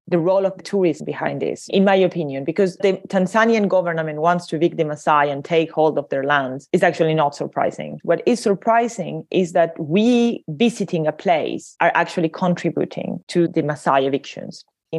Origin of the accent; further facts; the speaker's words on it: Paris, Île-de-France, France; I'm from Paris thinking I would escape the tourists, but no, they're all here too.